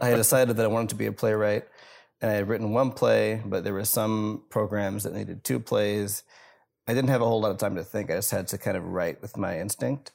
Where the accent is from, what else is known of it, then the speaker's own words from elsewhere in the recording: Rockford, Illinois, United States; It's a bridge that's overlooking the Rock River in Rockford, Illinois, and that's my hometown